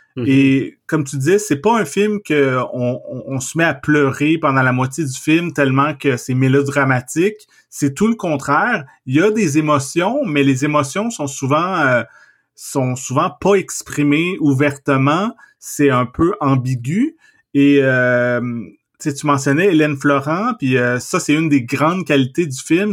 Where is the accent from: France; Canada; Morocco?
Canada; Trois-Rivières, Quebec; j'ai grandi à Trois-Rivières